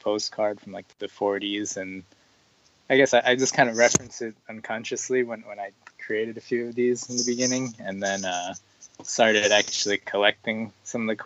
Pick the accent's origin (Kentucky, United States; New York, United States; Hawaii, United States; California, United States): New York, United States; growing up in New York